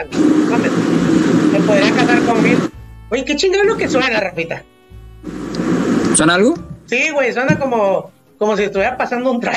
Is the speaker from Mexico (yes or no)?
yes; Mexico; es parte de esta identidad como mexicana y todo ese, este rollo.